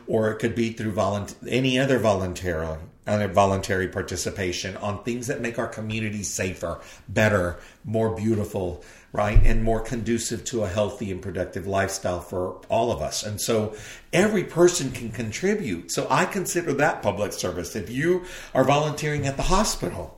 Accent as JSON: {"language": "English", "region": "southern tip of Texas", "country": "United States", "tie": "born or raised there", "said": "I was from Texas in the southern southern tip of Texas"}